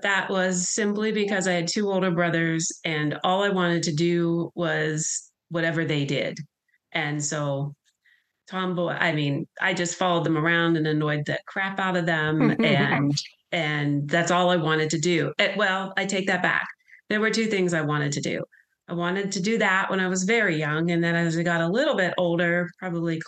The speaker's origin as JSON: {"language": "English", "town": "Pittsburgh", "region": "Pennsylvania", "country": "United States", "tie": "born or raised there", "moved": "yes", "said": "I grew up in Pittsburgh, Pennsylvania."}